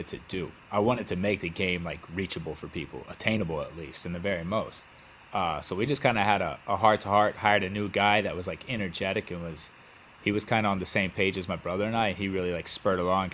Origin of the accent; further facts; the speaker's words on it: West Texas, United States; I'm from West Texas. I grew up in West Texas, so clothing is not a thing back home